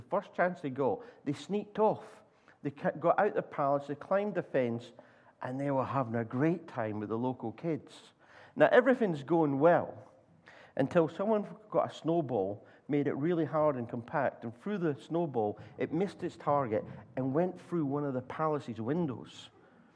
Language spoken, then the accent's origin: English; Scotland, United Kingdom; I'm Scottish